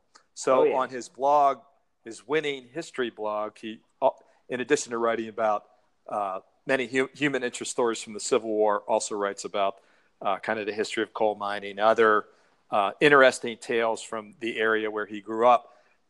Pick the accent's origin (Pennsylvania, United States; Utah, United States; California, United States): Pennsylvania, United States; Mount Lebanon; also born or lived in Allentown, Pennsylvania / Philadelphia, Pennsylvania / Morgantown, West Virginia; now in Nashville, United States; And I'm from Pennsylvania. I'm from Mount Lebanon, which is a suburb about 6 miles south of Pittsburgh.